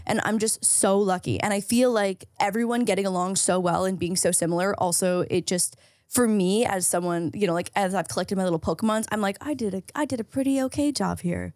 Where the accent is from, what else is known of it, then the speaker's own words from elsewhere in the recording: St. Catharines, Ontario, Canada; now in Los Angeles, United States; I have an hour, hour and a half drive to get to my hometown in Saint Catharines